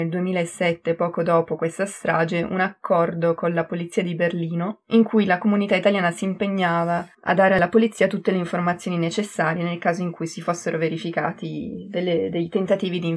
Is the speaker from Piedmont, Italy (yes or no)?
yes; Rivoli, Piedmont, Italy; moved away as an adult; now in Germany; Io sono italiana, sono cresciuta vicino a Torino, in particolare a Rivoli.